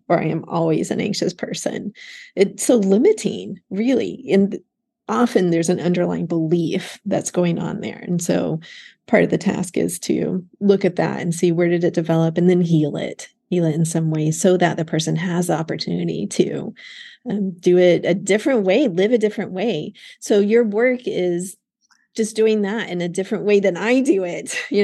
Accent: outside of Dallas, Texas, United States; moved away as an adult; also born or lived in Austin, Texas; now in Florida, United States; I grew up outside of Dallas. I went to UT Austin for undergrad. But having lived outside of Texas now for most of my life, so let's say the first 22 years or so were in Texas, and then I went to graduate school over in Florida and stayed here.

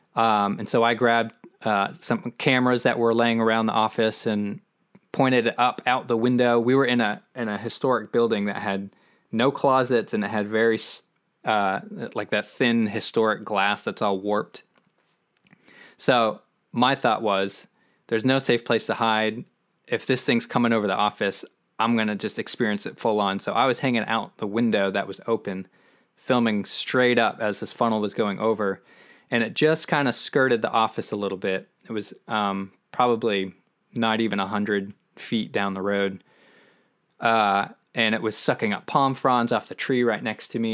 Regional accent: Maine, United States; moved away as an adult; now in Austin, United States; growing up in Maine

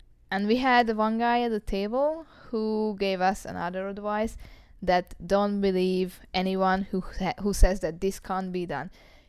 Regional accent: Hungary; from Hungary, from the Eötvös Loránd University.

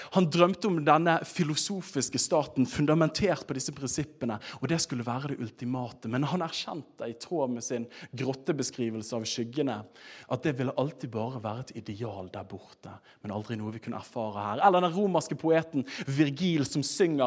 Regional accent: Bergen, Vestland, Norway; jeg er fra Bergen

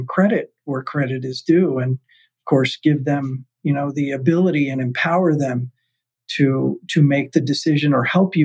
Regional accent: South Florida, United States; in a hospital where I grew up in South Florida.

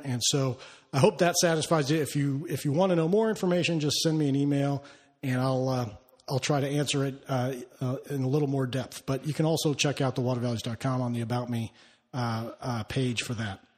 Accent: Olympia, Washington, United States; moved away; I grew up in Olympia, Washington

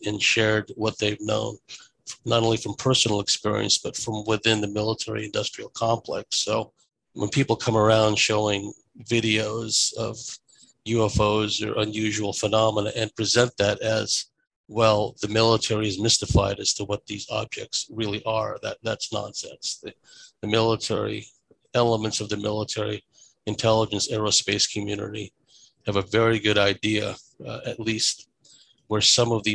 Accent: United States; you can tell by my accent, I grew up in America. So that's why I sound the way

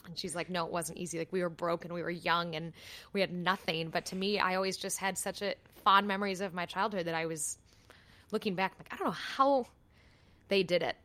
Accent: United States

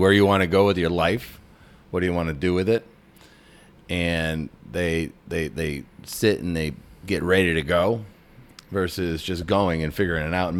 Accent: Massachusetts, United States; I grew up in Massachusetts, too.

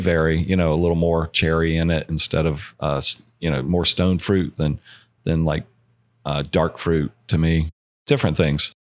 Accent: Georgia, United States; now in Colorado, United States; I am from Georgia, born and raised

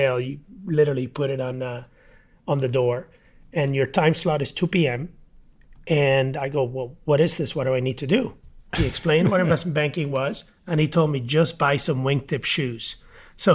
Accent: Mayagüez, Puerto Rico; I grew up in a small town in Puerto Rico, Mayagüez

